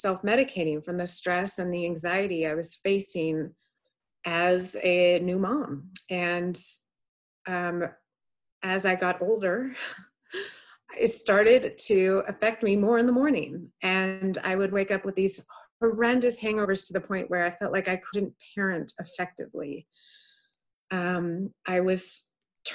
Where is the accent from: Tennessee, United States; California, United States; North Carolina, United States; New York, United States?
California, United States; the Bay Area; also born or lived in Boston; now in Reno, United States; I grew up in the Bay Area